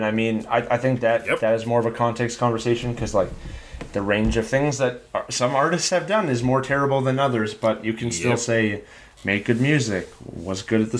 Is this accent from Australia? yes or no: no; Canada; I'm from Canada.